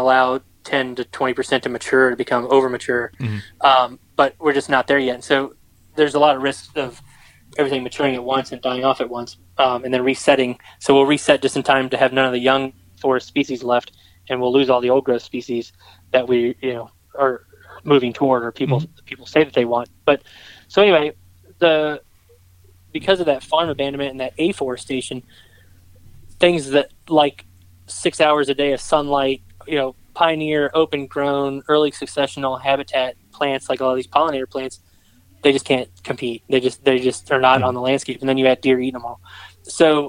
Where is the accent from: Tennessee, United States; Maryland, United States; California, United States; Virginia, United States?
Virginia, United States; Richmond; moved away as an adult; I grew up around Richmond, just south of Richmond, Virginia, and I went away to school